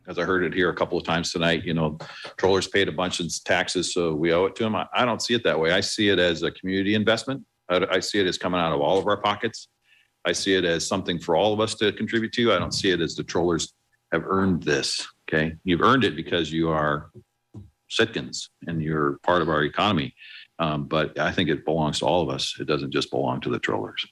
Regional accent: Washington, United States; also born or lived in Southeast Alaska; now in Alaska, United States; Although I've spent most of the last 20 years in the Southeast, I grew up in Washington state

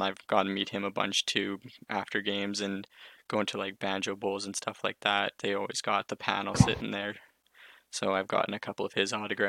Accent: Winnipeg, Manitoba, Canada; I was born in Winnipeg

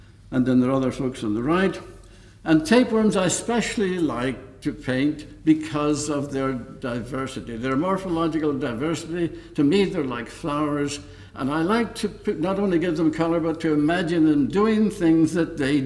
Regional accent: County Donegal, Ulster, Ireland; moved away; also born or lived in Dublin; my hometown, ivermectin, in County Donegal, because it was while living there as a teenager

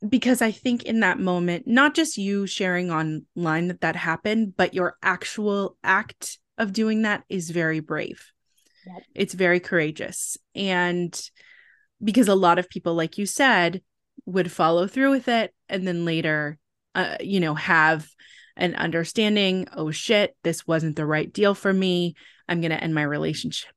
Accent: California, United States; moved away as an adult; also born or lived in Buffalo, New York; I'm originally from California and I moved to Buffalo

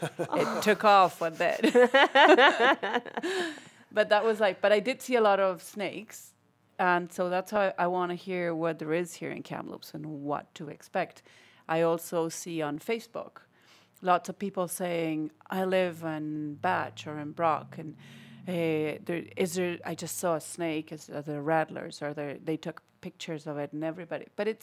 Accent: Argentina; moved away; So I'm from Argentina.

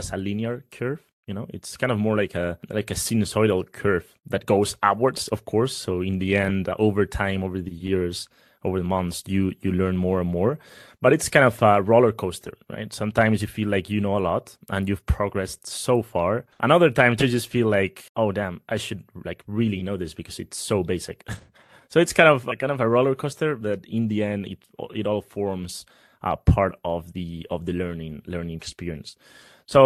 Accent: Spain; I'm from Spain

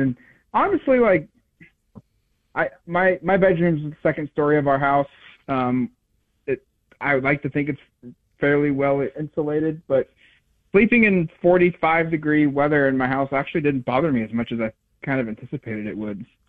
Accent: Eugene, Oregon, United States; I grew up in Eugene.

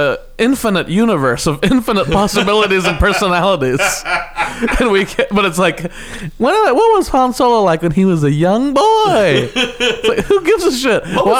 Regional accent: Kansas, United States; I'm from Kansas, where everyone's just sweet as pie.

